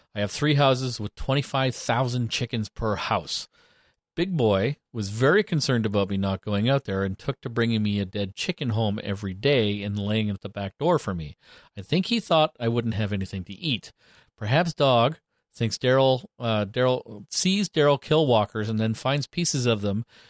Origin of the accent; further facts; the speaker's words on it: Canada; being Canadian